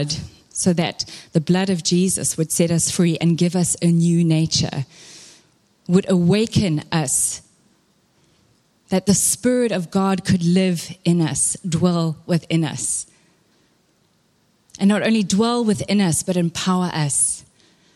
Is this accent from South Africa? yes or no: yes; Durban, KwaZulu-Natal, South Africa; moved away; I am Durban born and bred